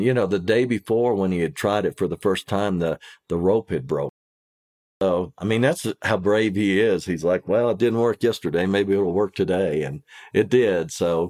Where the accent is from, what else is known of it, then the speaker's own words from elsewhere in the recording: Kentucky, United States; And I'm from Kentucky.